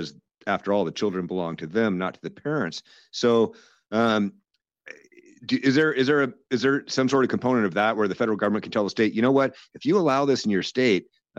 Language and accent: English; Seattle, Washington, United States; I grew up down in Ballard in Seattle, and went to Ballard High